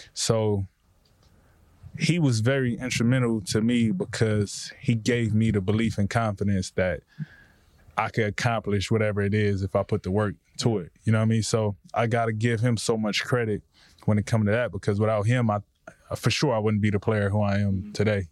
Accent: Compton, California, United States; the way I grew up in Compton

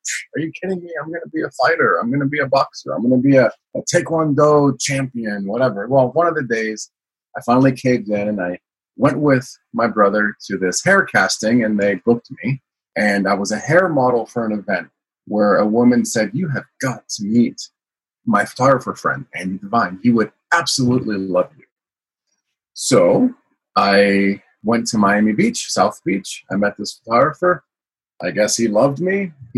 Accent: Milan, Lombardy, Italy; also born or lived in United States; I always say I was born in the United States, but I grew up in Milan, Italy

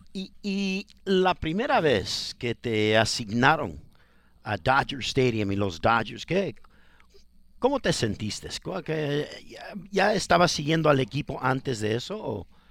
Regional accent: Ecuador; now in Los Angeles, United States; yo no soy mexicano, soy ecuatoriano

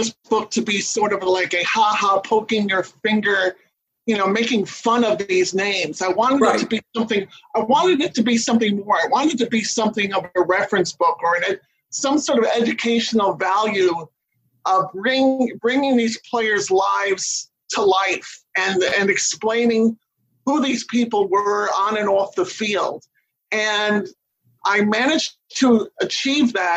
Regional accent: New York City, New York, United States; I grew up in Jackson Heights, Queens, which is 10 minutes away from Shea

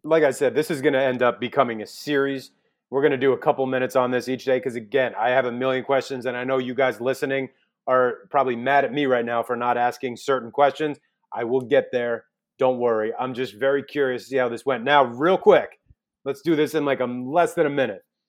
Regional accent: New York, United States; moved away as an adult; now in Los Angeles, United States; New York, I grew up in New York. I live in Los Angeles, pretty much twenty years, twenty years

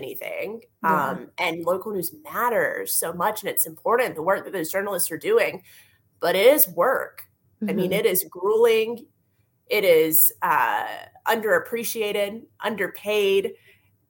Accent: North Carolina, United States; growing up in North Carolina

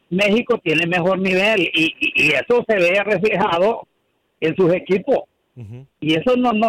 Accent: El Salvador; yo soy salvadoreño

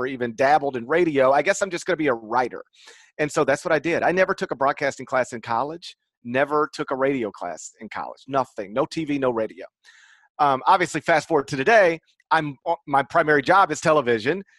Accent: Mississippi, United States; I grew up in Mississippi

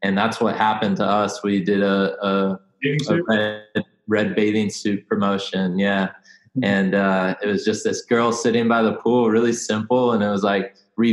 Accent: San Diego, California, United States; also born or lived in Venice, California / Arizona; I grew up in San Diego, California, you know, right by the beach

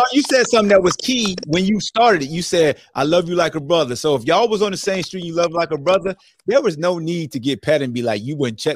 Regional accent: Newport News, Virginia, United States; I'm from Bad News, Hampton, Virginia.

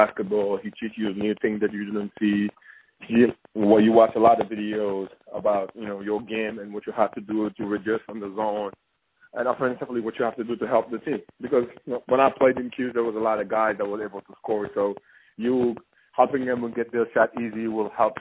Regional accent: Senegal; moved away; also born or lived in Denmark / Belgium; originally I'm from Senegal

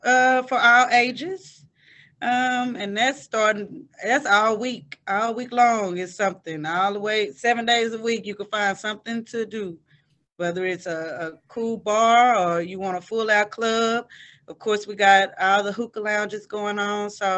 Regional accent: Dallas, Texas, United States; I'm born and raised in Dallas, so I've always been told, you know, you didn't live nowhere else

